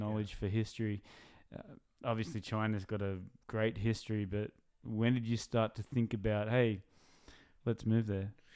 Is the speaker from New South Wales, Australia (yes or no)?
yes; Newcastle, New South Wales, Australia; I'm from Newcastle